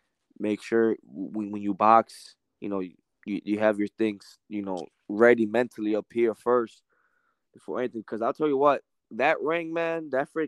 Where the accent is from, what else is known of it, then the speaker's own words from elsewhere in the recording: New York, United States; now in Indiana, United States; I'm from New York